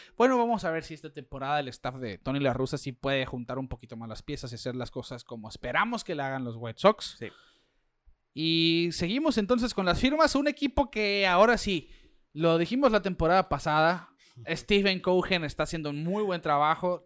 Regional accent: Mexico; como mexicano

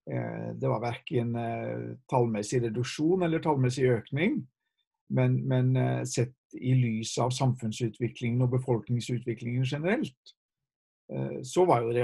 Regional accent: Haugesund, Rogaland, Norway; also born or lived in Japan; Hun fra Trondheim og jeg har vokst opp i Haugesund, selv om det ikke høres sånn ut. Eh, vi hadde vært misjonærer i Japan i tolv år

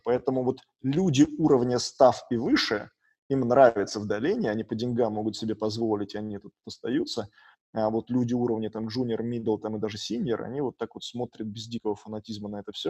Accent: Saint Petersburg, Russia; now in Silicon Valley, United States; я вырос в Питере

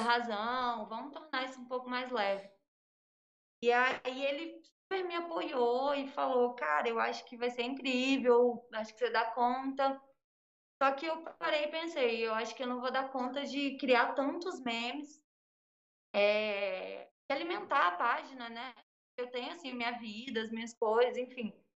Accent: interior of Minas Gerais, Brazil; moved away; Eu sou do interior de Minas Gerais

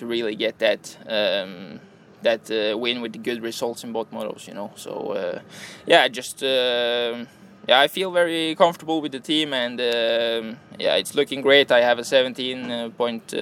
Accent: Norway; moved away as an adult; now in Italy

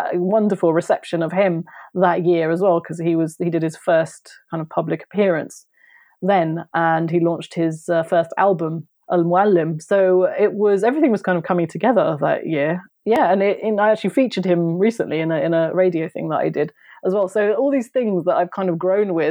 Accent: Kent, South East England, United Kingdom; also born or lived in London; I left London because I was living in London as well at that time, even though I'm from Kent. And I moved back to Kent with my mum

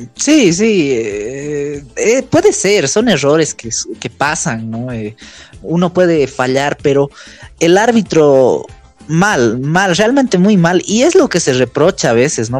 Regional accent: Bolivia; irnos nosotros como bolivianos tristes con, esta eliminación

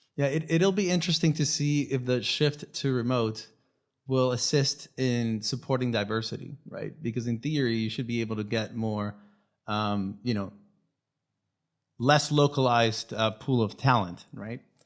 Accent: Venezuela; first language Spanish; English is a second language; moved away; I, I am Venezuelan. My first language is Spanish

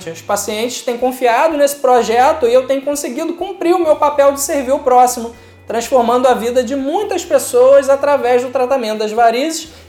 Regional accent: Maricá, Rio de Janeiro, Brazil; also born or lived in Niterói; Eu nasci aqui mesmo em Niterói, mas eu passei toda a minha infância e boa parte da adolescência na cidade de Maricá. Eu vim de uma família simples, mas trabalhadora

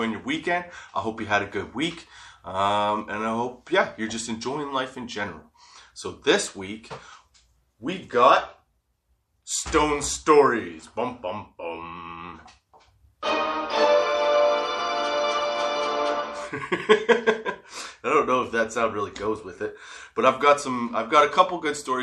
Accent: Canada; I'm in Canada, obviously

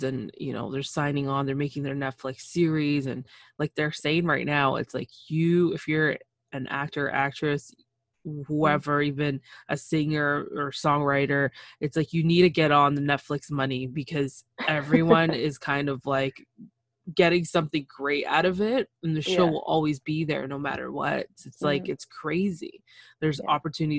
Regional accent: Canada; I'm Canadian

